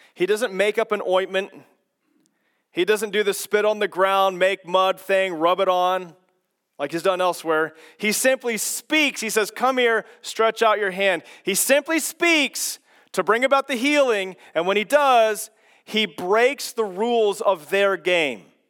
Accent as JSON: {"language": "English", "region": "Kansas", "country": "United States", "tie": "born or raised there", "moved": "yes", "said": "I was born and raised in Kansas"}